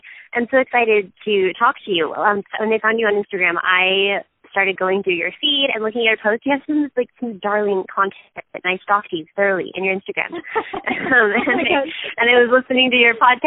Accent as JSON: {"language": "English", "region": "southeast Texas", "country": "United States", "tie": "born or raised there", "also_born_or_lived": "Houston", "moved": "as an adult", "lives_now": "Utah, United States", "said": "I am originally from Texas"}